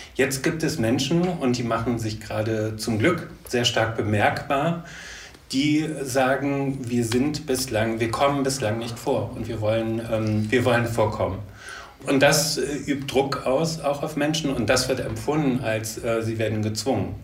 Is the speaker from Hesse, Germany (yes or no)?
no; Leverkusen, North Rhine-Westphalia, Germany; ich komme aus Leverkusen. Äh, ursprünglich bin ich dort geboren und aufgewachsen.